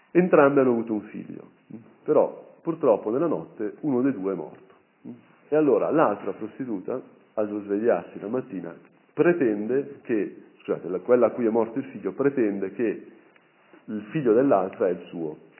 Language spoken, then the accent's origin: Italian; Brianza, Lombardy, Italy; da Brianzolo c'è sempre, diciamo, un certo attaccamento a tutta quella, quella, dimensione